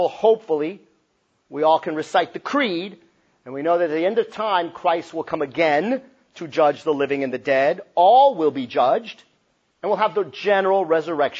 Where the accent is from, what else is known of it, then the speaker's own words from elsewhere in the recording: El Paso, Texas, United States; moved away as an adult; now in Cincinnati, United States; I'm from El Paso, Texas, and my parents are of Mexican descent. I left El Paso a few years ago